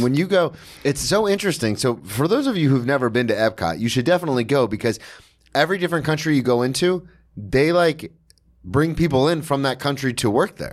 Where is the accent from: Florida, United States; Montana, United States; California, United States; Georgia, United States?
Florida, United States; moved away as an adult; now in New York, United States; I grew up in Florida